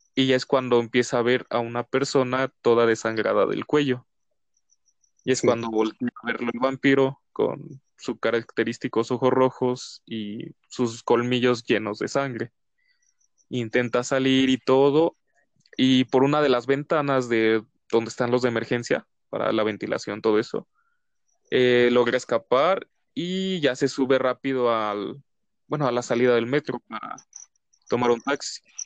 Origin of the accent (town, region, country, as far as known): Mexico